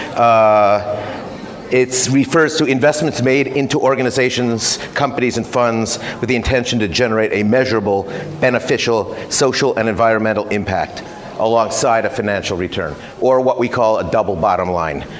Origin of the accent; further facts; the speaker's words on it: United States; moved away as an adult; also born or lived in Silicon Valley; now in Singapore; I've been in Asia 27 years. I'm American. Uh, I've lived mostly in Singapore.